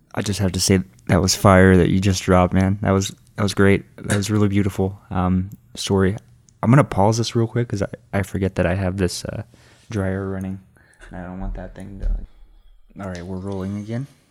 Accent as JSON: {"language": "English", "town": "Austin", "region": "Texas", "country": "United States", "also_born_or_lived": "New York", "said": "I'm basically from Austin"}